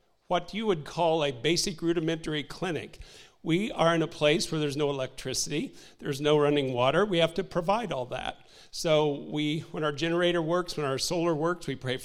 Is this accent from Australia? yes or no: no; Indiana, United States; moved away; also born or lived in Haiti; We're from Indiana originally, so, you know, we're not used to oceans